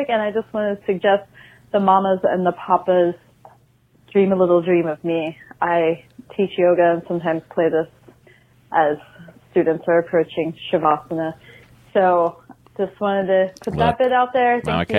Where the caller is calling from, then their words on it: Oregon, United States; Hi, Dory. Hi, Matt. Hi, Bo. … I'm calling from Oregon.